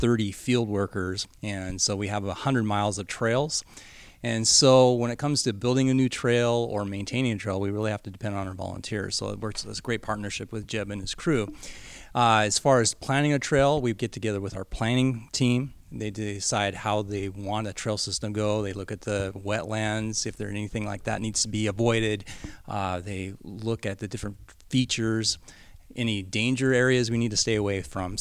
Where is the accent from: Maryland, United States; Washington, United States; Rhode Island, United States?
Washington, United States; Snohomish; I'm from Snohomish, Washington